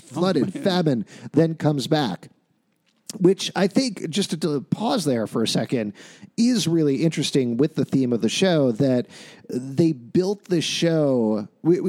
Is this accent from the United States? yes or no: yes; New York, United States; as a New Yorker